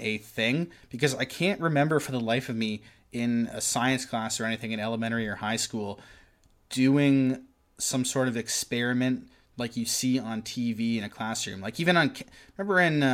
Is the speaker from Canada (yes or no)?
yes; Oshawa, Ontario, Canada; I grew up in South Oshawa